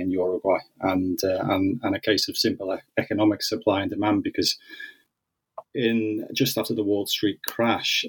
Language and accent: English; Liverpool, North West England, United Kingdom; growing up in Liverpool, um, in the northwest of England.